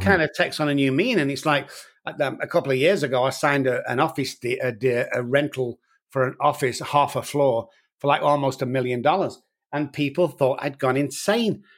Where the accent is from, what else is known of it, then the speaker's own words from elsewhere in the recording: Manchester, North West England, United Kingdom; moved away as an adult; now in San Antonio, United States; as you can tell from my accent, guys, I'm from Manchester in the United Kingdom, and I've been over here for about fourteen years